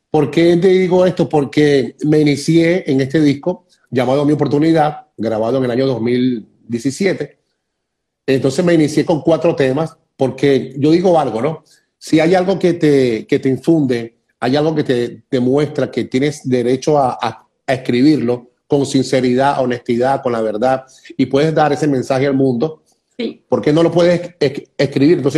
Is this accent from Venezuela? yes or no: yes; Venezuela; soy venezolano, soy, venezolano.